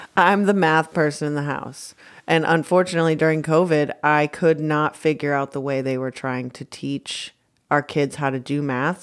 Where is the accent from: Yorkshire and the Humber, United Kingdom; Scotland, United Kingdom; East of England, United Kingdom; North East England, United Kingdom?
Scotland, United Kingdom; I'm Scottish